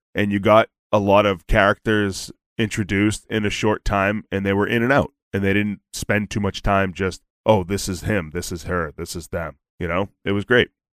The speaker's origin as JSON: {"language": "English", "town": "Boston", "region": "Massachusetts", "country": "United States", "said": "I'm from Boston"}